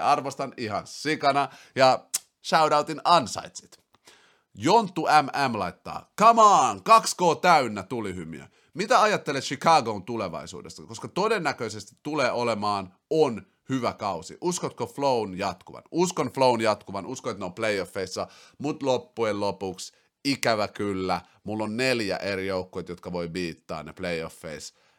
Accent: Finland; also born or lived in Brussels, Belgium / Helsinki; Sitten mä muutin takas Suomeen sieltä Brysselistä, mä olin siellä vuoden

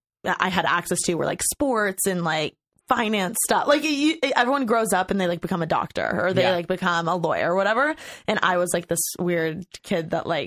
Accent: Bloomington, Indiana, United States; now in Los Angeles, United States; Okay, so I'm from Bloomington, Indiana.

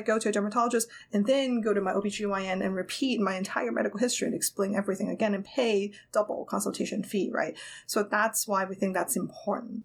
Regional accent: Hong Kong; moved away as an adult; now in United States; I grew up in Hong Kong

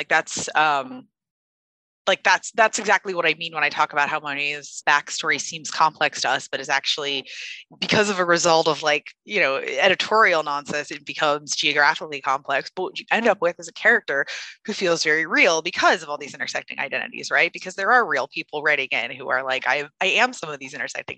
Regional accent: United States; I am an American

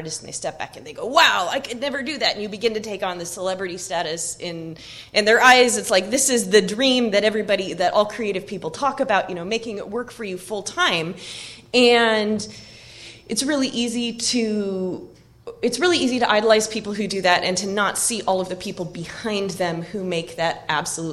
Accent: Oak Harbor, Washington, United States; my hometown, which is Oak Harbor on Whidbey Island, Washington

